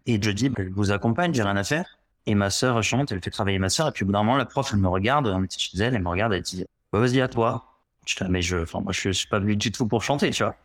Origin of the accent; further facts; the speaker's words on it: Gironde, Nouvelle-Aquitaine, France; je suis entré au conservatoire de Bordeaux parce que je viens de Gironde